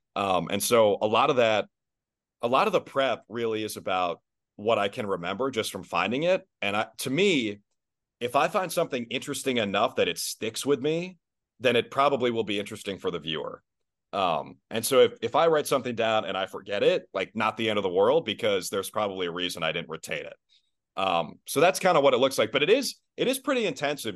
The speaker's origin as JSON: {"language": "English", "region": "Minnesota", "country": "United States", "tie": "born or raised there", "moved": "yes", "lives_now": "Boston, United States", "said": "Minnesota is going to be my hometown forever"}